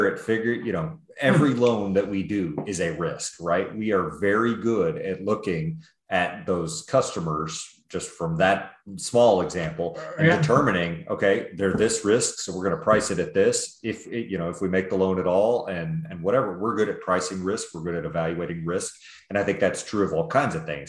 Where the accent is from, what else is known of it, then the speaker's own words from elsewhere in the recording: Dallas, Texas, United States; I grew up in Dallas